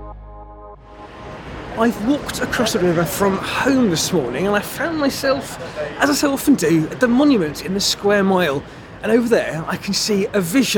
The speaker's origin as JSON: {"language": "English", "region": "London", "country": "United Kingdom", "said": "As a geographer and as a Londoner"}